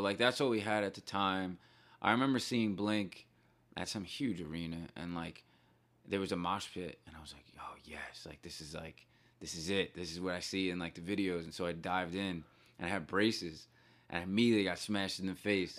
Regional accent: Bayonne, New Jersey, United States; So I grew up in a town called Bayonne

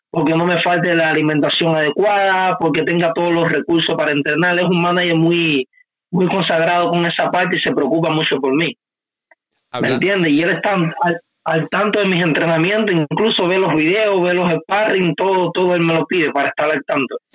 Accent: Cuba; Yo soy cubano 100% y amo, y amo este país con mi vida

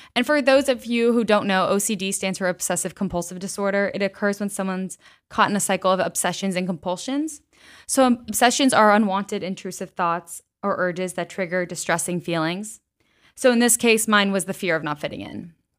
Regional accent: West Chester, Pennsylvania, United States; I grew up in Westchester, Pennsylvania

